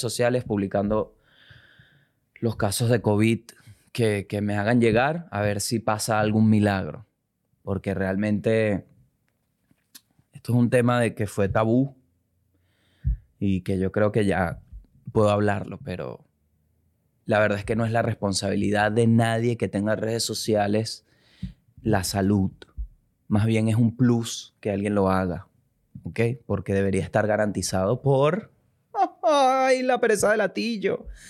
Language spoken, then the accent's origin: Spanish; Venezuela; moved away; yo soy venezolano